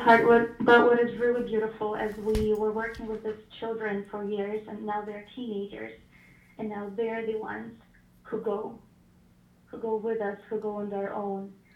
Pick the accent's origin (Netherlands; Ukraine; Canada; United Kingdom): Ukraine; moved away as an adult; now in Washington, United States; originally I was born in Ukraine, but I moved to America six years ago.